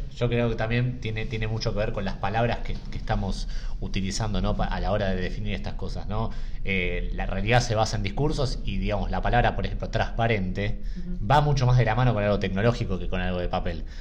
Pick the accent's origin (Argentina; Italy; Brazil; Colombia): Argentina; como argentinos